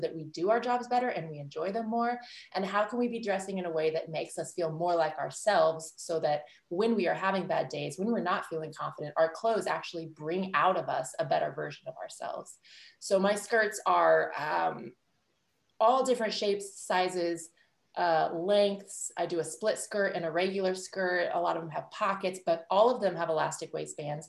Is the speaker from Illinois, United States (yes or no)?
yes; Illinois, United States; moved away as an adult; also born or lived in New York; I grew up in Illinois